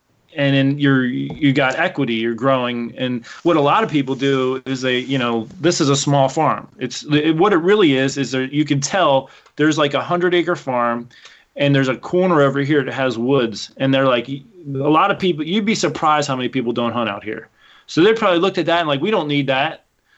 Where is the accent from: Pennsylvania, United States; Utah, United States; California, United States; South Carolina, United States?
Pennsylvania, United States; So I came from Pennsylvania. Literally out my back door was 13,000 acres of public hunting ground.